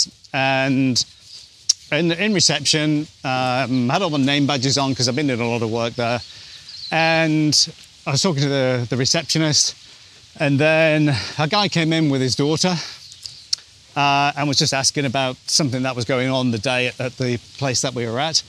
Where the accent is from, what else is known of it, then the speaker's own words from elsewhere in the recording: England, United Kingdom; now in New Zealand; I'm English